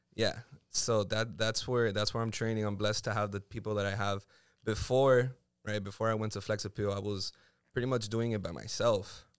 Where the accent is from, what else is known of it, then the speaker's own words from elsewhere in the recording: Miami, Florida, United States; also born or lived in Puerto Rico; I'm from here. I was born and raised in the three oh five